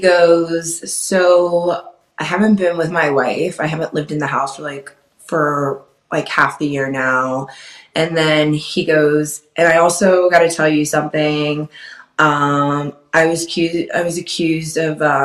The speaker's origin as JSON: {"language": "English", "town": "Wilkes-Barre", "region": "Pennsylvania", "country": "United States", "tie": "born or raised there", "said": "I grew up in Wilkes-Barre, Scranton"}